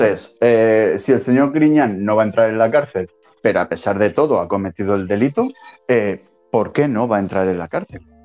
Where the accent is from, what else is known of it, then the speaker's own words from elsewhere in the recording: Spain; esto es España y somos españoles